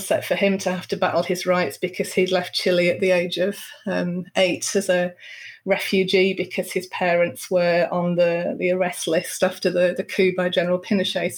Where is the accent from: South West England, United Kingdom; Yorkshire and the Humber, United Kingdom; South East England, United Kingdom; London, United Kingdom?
Yorkshire and the Humber, United Kingdom; Bradford; moved away as an adult; also born or lived in Barnsley; now in Luxembourg; I was born in Barnsley and I grew up in a working class family in Bradford